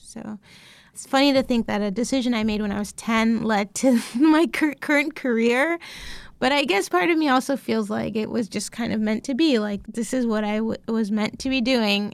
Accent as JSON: {"language": "English", "town": "Chicago", "region": "Illinois", "country": "United States", "tie": "born or raised there", "said": "I was really lucky to grow up in the neighborhood that I lived in. It's called Rogers Park"}